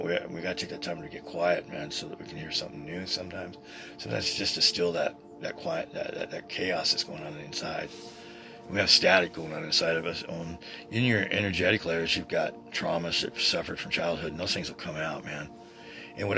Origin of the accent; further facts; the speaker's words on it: Boise, Idaho, United States; over the Sears store down here in downtown Boise when I was a kid